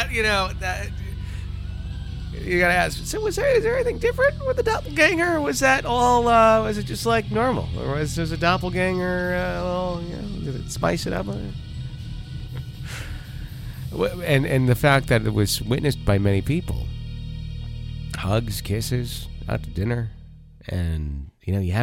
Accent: Wisconsin, United States; I grew up in Wisconsin.

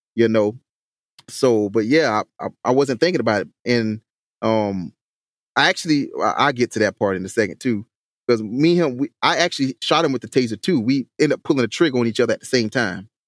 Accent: Hampton, South Carolina, United States; the city of Hampton, my hometown

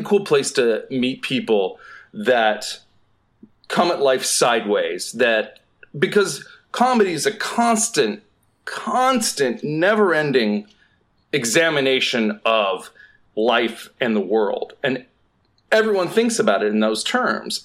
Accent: Southeast, United States; moved away as an adult; now in Los Angeles, United States; I'm from the Southeast

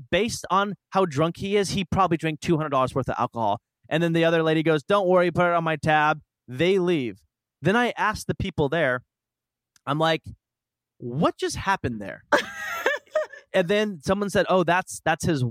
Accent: Portland, Oregon, United States

